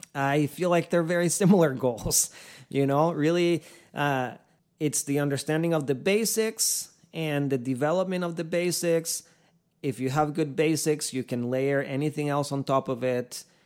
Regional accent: Costa Rica; now in Ocala, United States; I was born and raised in Costa Rica

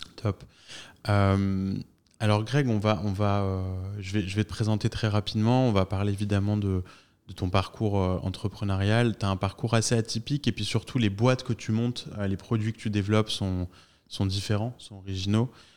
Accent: France; nous les Français

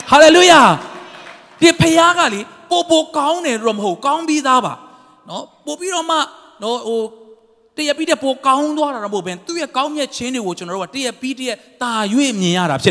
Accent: Monywa, Sagaing Region, Myanmar; born or raised there; moved away

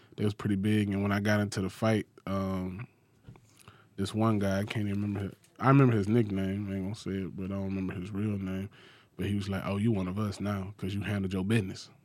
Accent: Macon, Georgia, United States; I grew up in Macon, Macon, Georgia

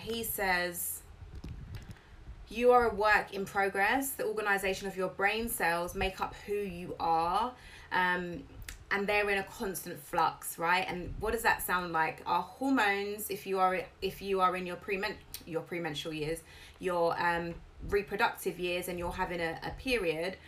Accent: United Kingdom; I'm British.

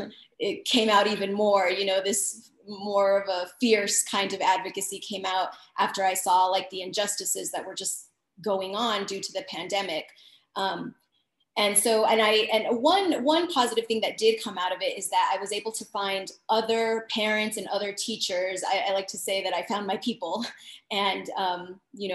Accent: El Paso, Texas, United States; moved away as an adult; now in Dallas, United States; born and raised in El Paso, Texas, but I've been teaching in Dallas, Texas for over 11 plus years.

